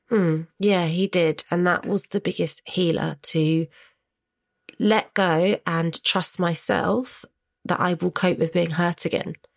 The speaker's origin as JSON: {"language": "English", "area": "Hampshire", "region": "South East England", "country": "United Kingdom", "moved": "as an adult", "lives_now": "London, United Kingdom", "said": "we're from Hampshire, we're from a rural village. That's why I went back home"}